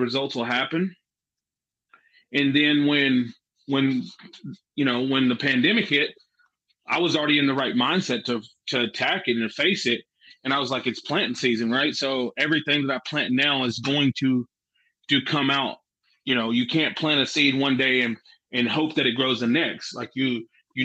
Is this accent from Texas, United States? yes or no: yes; Jacksboro, Texas, United States; also born or lived in Mineral Wells, Texas; I was born in Mineral Wells, but I never lived there. I lived in Jacksboro. So I probably just should have just said Jacksboro, Texas, because that's where I'm from.